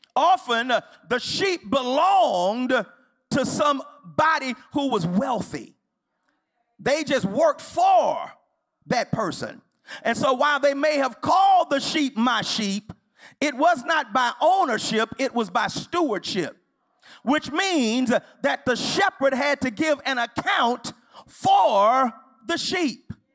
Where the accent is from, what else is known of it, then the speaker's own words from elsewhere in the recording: Houston, Texas, United States; now in Los Angeles, United States; I'm from Houston